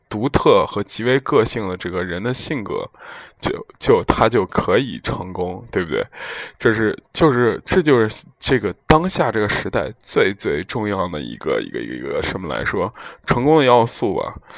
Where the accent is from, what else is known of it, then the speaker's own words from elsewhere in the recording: Zhengzhou, Henan, China; moved away; also born or lived in Europe; 有一些原因必须得回我家乡嘛，郑州嘛